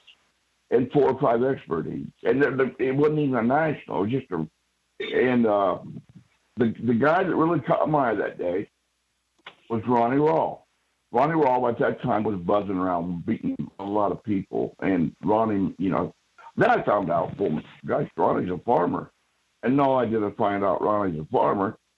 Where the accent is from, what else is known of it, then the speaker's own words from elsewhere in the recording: Radnor, Ohio, United States; I was born basically right here where we're talking from, in a little blank town called Radnor